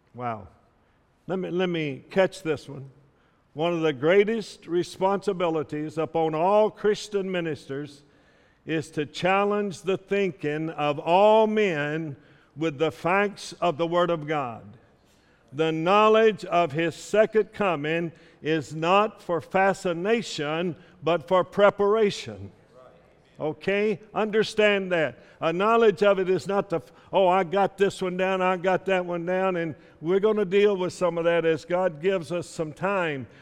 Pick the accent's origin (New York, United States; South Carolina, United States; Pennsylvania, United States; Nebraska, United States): South Carolina, United States; I grew up in South Carolina